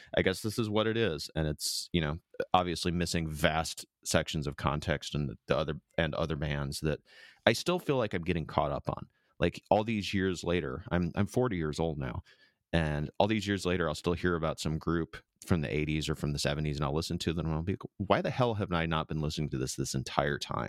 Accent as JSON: {"language": "English", "region": "Midwest", "country": "United States", "tie": "born or raised there", "moved": "yes", "lives_now": "San Diego, United States", "said": "my fifteen years, uh, growing up in the Midwest, I did not have a lot of friends, it was a pretty small town"}